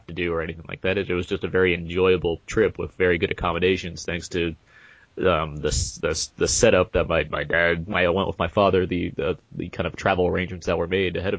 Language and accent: English; Southern California, United States; I'm from SoCal. We're both. I mean, you've been. I've been there many years. We went to high school in SoCal